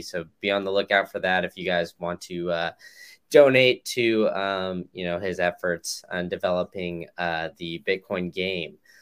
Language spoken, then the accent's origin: English; Austin, Texas, United States; I grew up in Austin